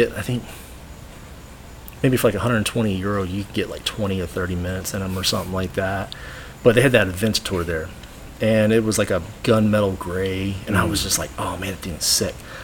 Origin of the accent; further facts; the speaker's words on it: Texas, United States; I'm from Texas